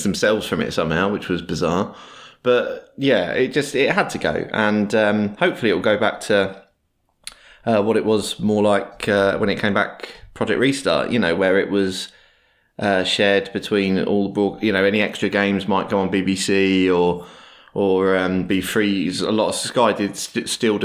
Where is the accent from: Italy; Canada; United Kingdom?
United Kingdom; As a British football viewer